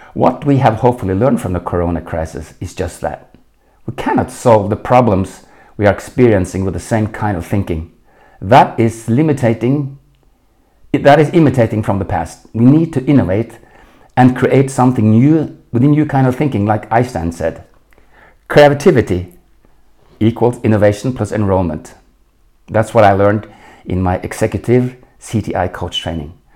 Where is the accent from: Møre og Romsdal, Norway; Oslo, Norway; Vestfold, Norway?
Oslo, Norway; English is a second language; moved away as an adult; now in Munich, Germany; I was born in Oslo in 1952